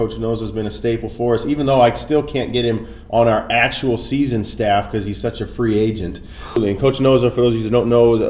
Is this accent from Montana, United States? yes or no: yes; Billings, Montana, United States; moved away; I'm from Billings, Montana.